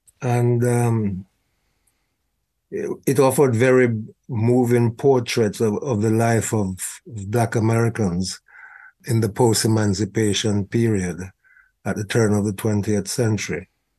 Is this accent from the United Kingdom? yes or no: yes; England, United Kingdom; felt this need to articulate the experiences of my generation growing up in England in a racially hostile environment.